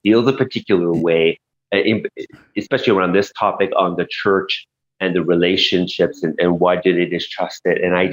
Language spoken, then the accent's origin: English; Montreal, Quebec, Canada; also born or lived in Kahnawake; I grew up in Montreal, because my community, Ganawag, is right there